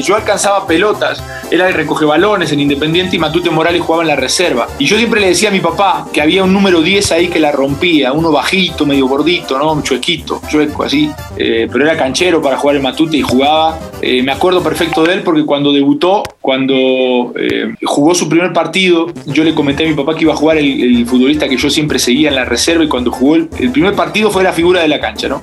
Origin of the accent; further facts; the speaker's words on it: Argentina; now in Mexico; mi infancia en Argentina, todo el mundo me conocía por polaco